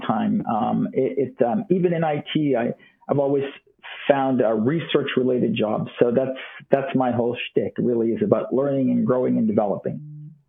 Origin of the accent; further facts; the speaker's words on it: Toronto, Ontario, Canada; moved away as an adult; also born or lived in California; now in Florida, United States; I did grow up in Toronto, Canada